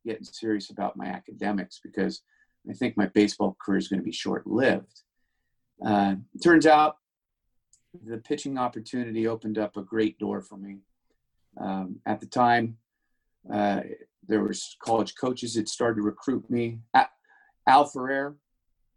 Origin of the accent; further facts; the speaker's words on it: Northern California, United States; Growing up in NorCal